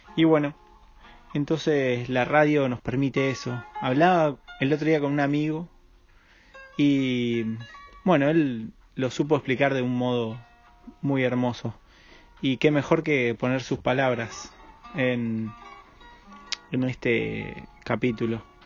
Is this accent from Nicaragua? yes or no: no; Argentina; yo también soy de ahí del Paraná, del río, ese chocolate que fluye.